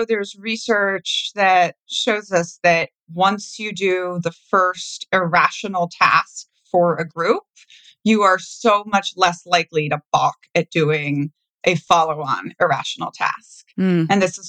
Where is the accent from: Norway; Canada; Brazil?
Brazil; now in United States; I was growing up in Brazil where every rich person's house has a super high wall around it.